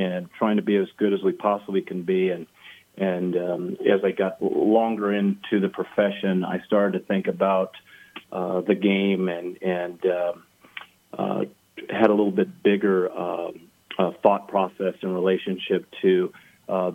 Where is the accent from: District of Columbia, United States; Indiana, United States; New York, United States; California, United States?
California, United States; Pasadena; I grew up in Pasadena, California